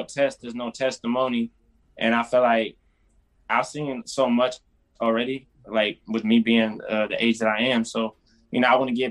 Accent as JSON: {"language": "English", "town": "Toledo", "region": "Ohio", "country": "United States", "said": "I'm from Toledo, Ohio, and I'm an R&B singer"}